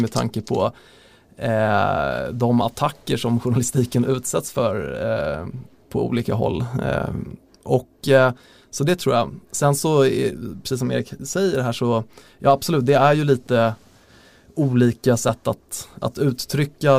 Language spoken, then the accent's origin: Swedish; Lidingö, Stockholm County, Sweden; Jag är ju från Lidingö själv